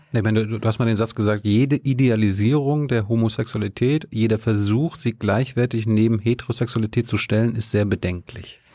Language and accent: German; Germany; ich stamme aus der DDR